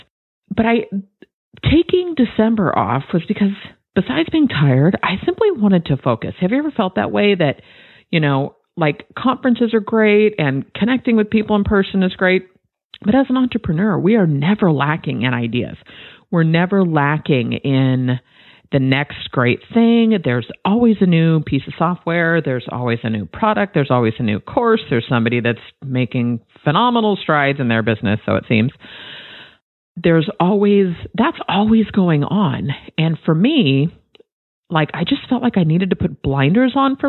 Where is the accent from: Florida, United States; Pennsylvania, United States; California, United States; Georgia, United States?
California, United States; Bay Area; Born and raised in the Bay Area